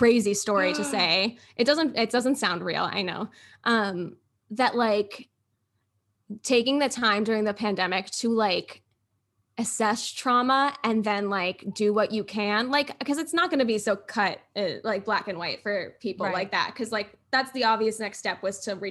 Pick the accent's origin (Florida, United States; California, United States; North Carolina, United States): Florida, United States; I'm from Florida.